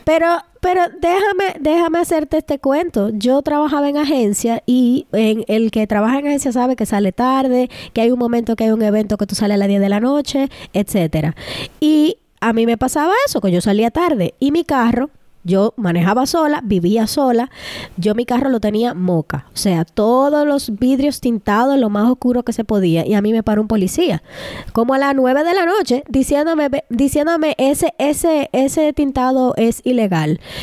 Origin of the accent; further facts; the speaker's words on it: Dominican Republic; moved away; tenemos un privilegio en República Dominicana porque nacimos allá, pero aquí como inmigrantes